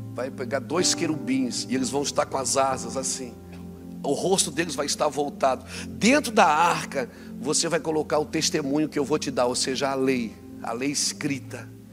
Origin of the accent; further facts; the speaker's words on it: Brazil; eu vim do Brasil hoje. 2015 eu queria vir morar aqui, Deus não deixou. Ele disse: fique no Brasil